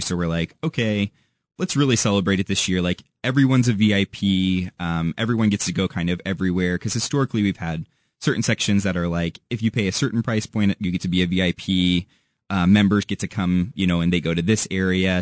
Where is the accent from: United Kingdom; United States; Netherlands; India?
United States; St. Louis, Missouri; also born or lived in Warrensburg, Missouri; now in Kansas City, United States; I'm from Saint Louis originally